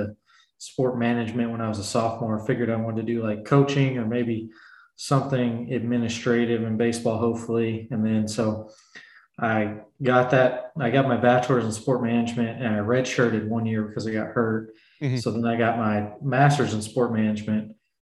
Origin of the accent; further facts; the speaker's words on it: Louisville, Kentucky, United States; I'm from Louisville, Kentucky, so about an hour and a half from Cincinnati